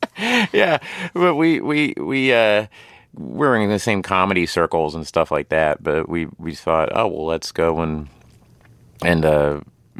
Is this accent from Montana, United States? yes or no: no; Tulsa, Oklahoma, United States; It was essentially me playing someone I grew up with in Tulsa, Oklahoma.